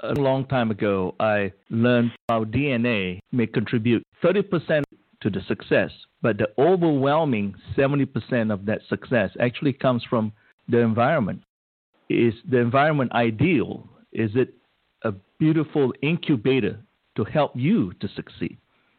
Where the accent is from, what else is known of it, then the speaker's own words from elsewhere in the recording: Malaysia; moved away; I remember growing up in Malaysia